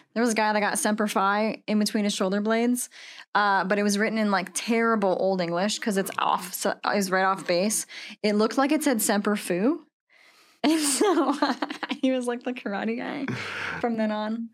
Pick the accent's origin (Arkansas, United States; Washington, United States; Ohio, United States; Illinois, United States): Washington, United States; moved away as an adult; now in Texas, United States; I'm from Washington State